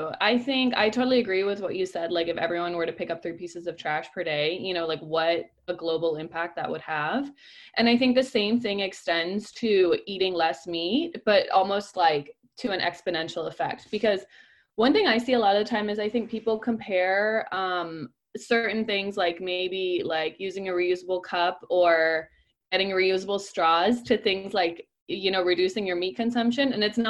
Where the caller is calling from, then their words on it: Copenhagen, Capital Region of Denmark, Denmark; English is a second language; I'm reporting from Copenhagen, Denmark.